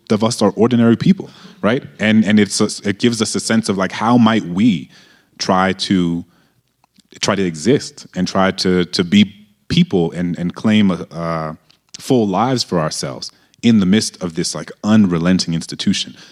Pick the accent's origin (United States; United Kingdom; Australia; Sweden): United States; New Orleans, Louisiana; I grew up in a majority black city